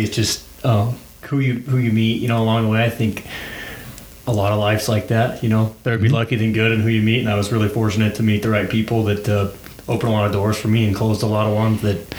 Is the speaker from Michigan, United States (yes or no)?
no; outside of Albuquerque, New Mexico, United States; moved away as an adult; now in Amarillo, United States; Originally from New Mexico, outside of Albuquerque a little bit, and living in Amarillo, Texas.